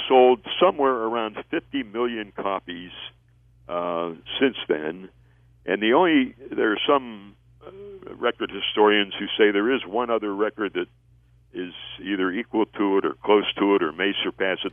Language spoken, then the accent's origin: English; Pittsburgh, Pennsylvania, United States; I was a, a uh, teenage uh, intern at a radio station in my hometown of Pittsburgh